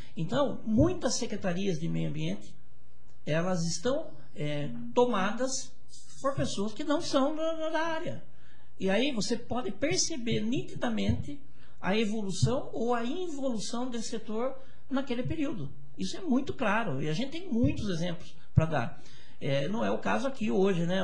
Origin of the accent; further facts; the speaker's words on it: Brazil; nós somos brasileiros